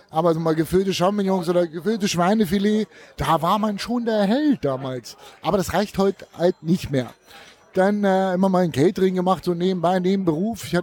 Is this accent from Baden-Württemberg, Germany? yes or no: no; Thuringia, Germany; Ich habe angefangen 2003 äh, als Thüringer, habe ich immer gedacht, ich kann grillen.